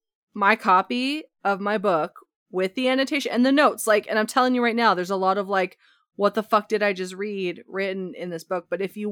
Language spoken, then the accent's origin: English; Ontario, Canada; now in Alberta, Canada; It is part of being Canadian, I think.